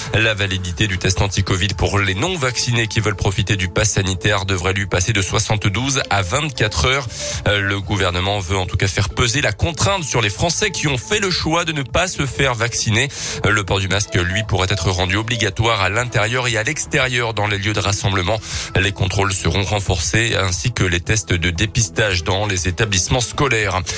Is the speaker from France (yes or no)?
yes; France; chez nous, en France